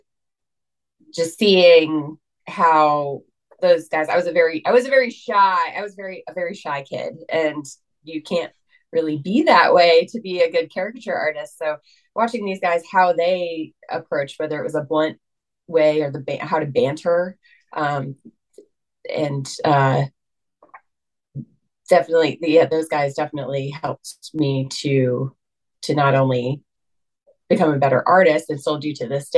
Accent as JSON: {"language": "English", "town": "Loveland", "region": "Ohio", "country": "United States", "tie": "born or raised there", "also_born_or_lived": "upstate New York", "moved": "yes", "lives_now": "McDermott, United States", "said": "I was born in upstate New York, but I grew up outside of Cincinnati in Loveland, Ohio"}